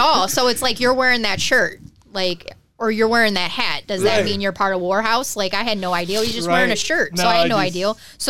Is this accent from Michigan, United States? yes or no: yes; Detroit, Michigan, United States; moved away; I was trash from Detroit.